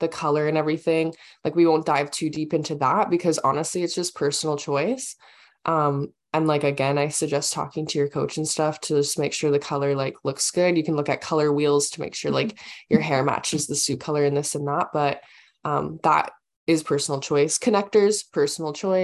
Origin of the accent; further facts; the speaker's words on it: Canada; we are Canadian